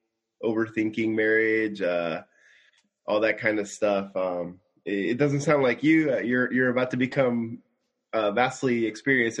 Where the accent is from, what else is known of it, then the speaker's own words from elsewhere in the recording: Simi Valley, California, United States; now in Tokyo, Japan; I'm living in Tokyo, and I'm from Simi Valley, California